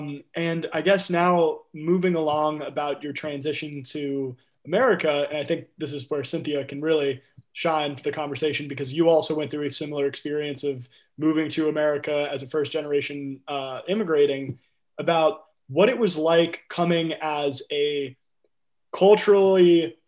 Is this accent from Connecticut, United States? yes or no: yes; Connecticut, United States; now in Philadelphia, United States; growing up in Connecticut and then also coming to Philly